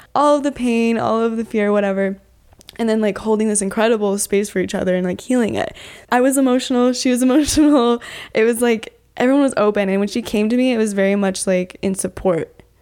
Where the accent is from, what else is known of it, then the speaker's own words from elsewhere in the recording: Utah, United States; I'm from Utah